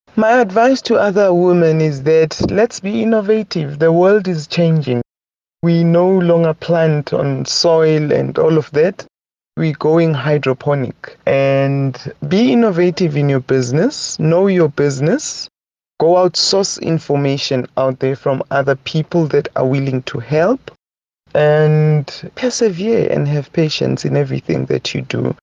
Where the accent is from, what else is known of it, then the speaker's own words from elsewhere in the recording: Soweto, Gauteng, South Africa; now in Mahikeng, South Africa; I was born and bred in Soweto